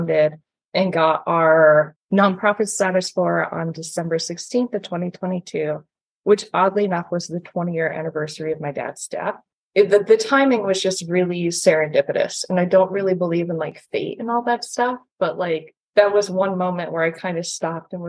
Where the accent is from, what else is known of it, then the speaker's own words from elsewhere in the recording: the Poconos, Pennsylvania, United States; moved away as an adult; also born or lived in Scranton, Pennsylvania; now in Staten Island, New York, United States; I'm from the Poconos. I'm used to the suburbs